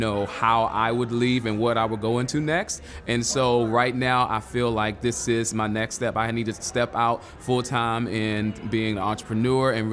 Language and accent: English; Charlotte, North Carolina, United States; I am from Charlotte, North Carolina, the QC